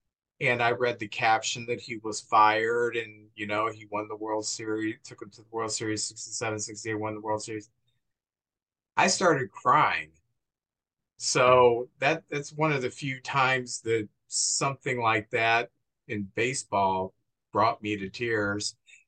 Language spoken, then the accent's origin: English; Metro East, Illinois, United States; I grew up in the Metro East area, and I didn't get the Post-Dispatch. We got the Alton Telegraph.